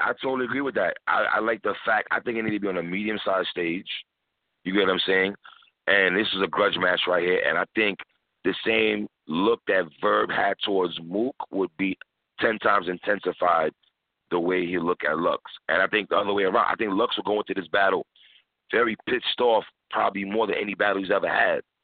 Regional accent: New York City, New York, United States; I'm from New York City

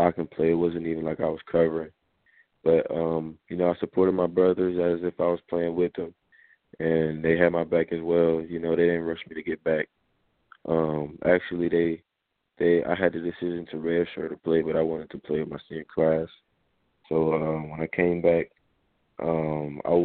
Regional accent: Charlotte, North Carolina, United States; also born or lived in Huntersville, North Carolina; I was born and raised in Charlotte.

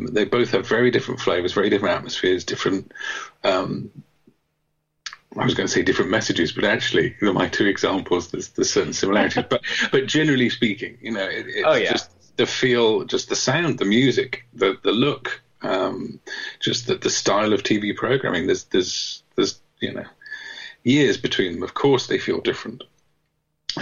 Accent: England, United Kingdom; I'm English

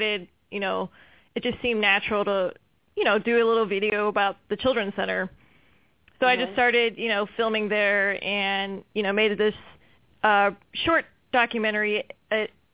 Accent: Charlotte, North Carolina, United States; moved away as an adult; also born or lived in Chicago; I'm originally from Charlotte, North Carolina, and you know, I was far away from home

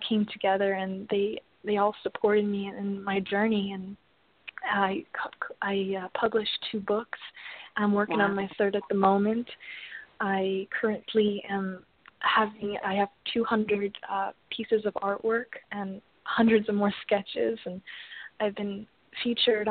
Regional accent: Mount Morris, Illinois, United States; I was born in Mount Morris, Illinois, and at the time we were very, very financially poor

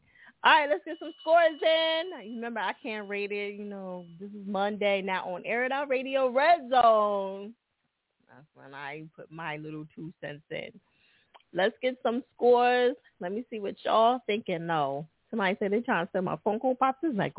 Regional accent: New Jersey, United States; Yeah, you know, Jersey is my home state, baby.

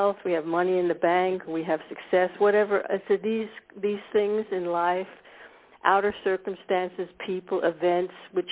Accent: United States; moved away as an adult; now in Scandinavia; I was born in America. I grew up actually in a suburb of Washington, D.C.

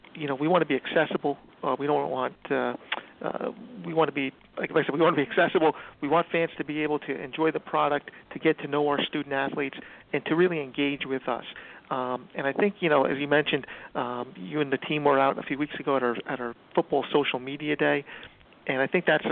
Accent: Bergen County, New Jersey, United States; I grew up in Bergen County, so I get to be close to my family and friends

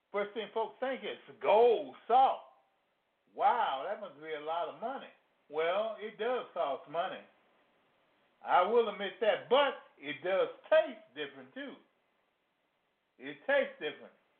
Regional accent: Louisiana, United States; accent: Louisiana; They don't like my accent. Well, I try I try to to sound as you know as close as I can to anyone here, but the Louisiana just come out.

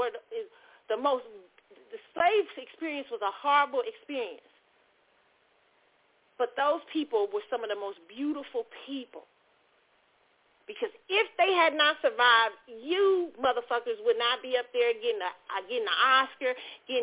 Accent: United States; I'm African. I'm American

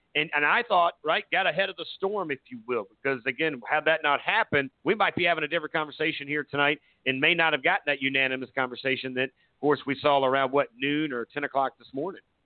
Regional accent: Myrtle Beach, South Carolina, United States; my hometown in Myrtle Beach, South Carolina

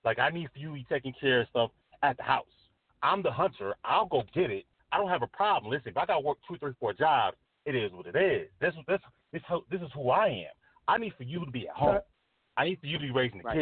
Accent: New York, United States; I'm from New York

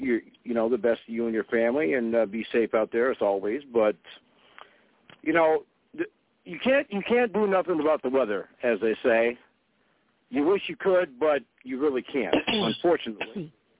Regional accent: Fargo, North Dakota, United States; But things are pretty much going to be shut down here in my hometown for the next couple of days.

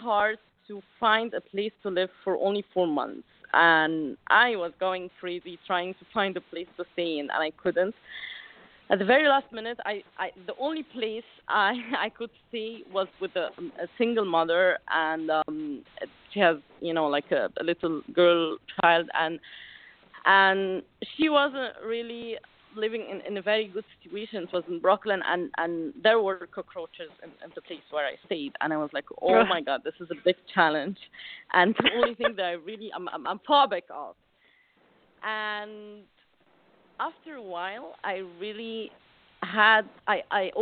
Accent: Alexandria, Alexandria Governorate, Egypt; I come from Alexandria, Egypt, which is like a little city on the beach

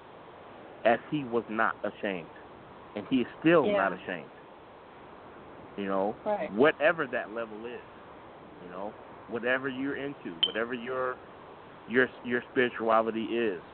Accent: Chicago, Illinois, United States; I'm from Chicago

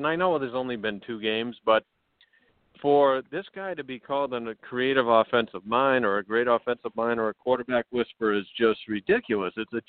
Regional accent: Boston, Massachusetts, United States; moved away as an adult; also born or lived in Manhattan; now in New York, United States; I grew up in Boston, so I'm a Pats fan.

